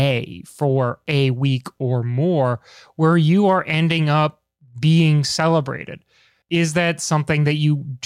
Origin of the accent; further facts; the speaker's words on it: Washington, District of Columbia, United States; in my hometown in DC